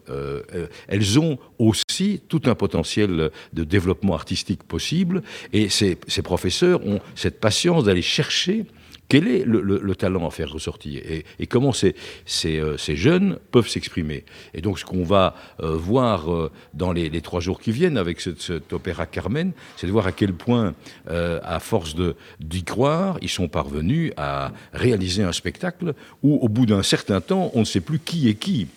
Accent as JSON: {"language": "French", "town": "Brussels", "region": "Brussels-Capital Region", "country": "Belgium", "said": "je suis bruxellois depuis cette génération"}